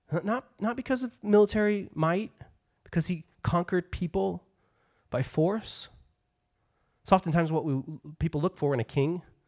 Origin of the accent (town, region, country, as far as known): United States